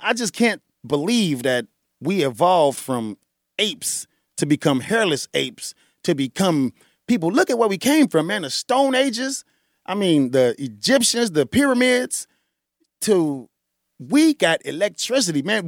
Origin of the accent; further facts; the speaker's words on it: Chicago, Illinois, United States; Born and bred on the South Side of Chicago